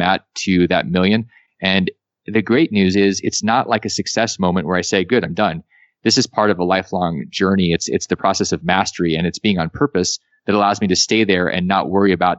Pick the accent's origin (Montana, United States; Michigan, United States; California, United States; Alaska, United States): Alaska, United States; moved away as an adult; I came from Alaska.